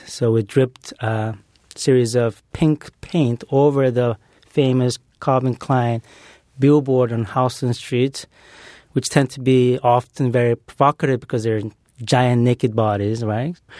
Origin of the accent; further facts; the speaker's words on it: Brazil; moved away; growing up in Brazil